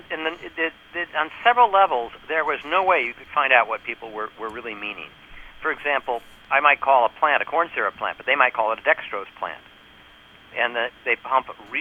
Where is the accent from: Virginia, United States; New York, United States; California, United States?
New York, United States; I'm from New York